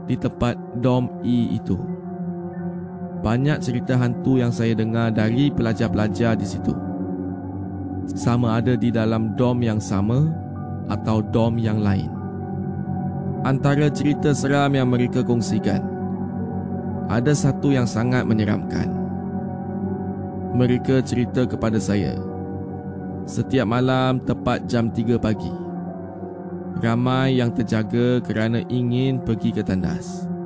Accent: Malaysia; umur saya 15 tahun. Dan saya ni daripada Malaysia.

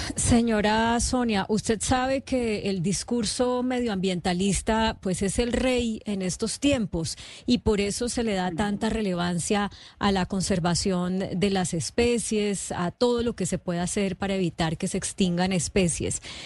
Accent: Colombia; como colombianos

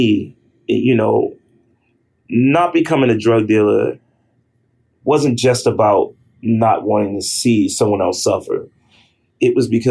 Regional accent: New York City, New York, United States; growing up in Harlem was different than growing up in the Bronx. Growing up in Harlem, which were, you know, my younger years

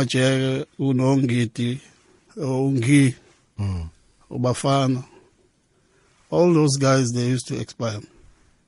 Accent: Durban, KwaZulu-Natal, South Africa; I was born in Lamontville

